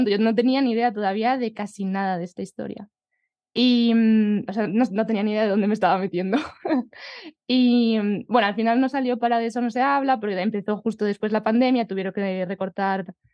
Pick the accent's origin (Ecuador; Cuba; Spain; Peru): Spain; Collado Villalba, Community of Madrid; Pues mi pueblo es Villalba, en la Sierra de Madrid.